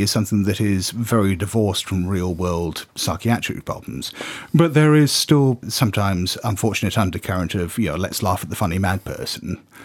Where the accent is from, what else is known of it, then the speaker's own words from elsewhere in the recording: United Kingdom; I'm just being very British